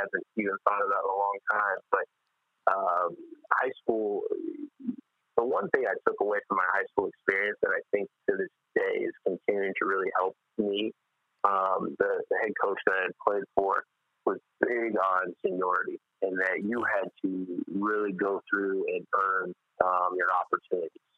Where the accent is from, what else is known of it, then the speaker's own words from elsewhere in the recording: Tucson, Arizona, United States; moved away as an adult; growing up in Tucson with the University of Arizona being there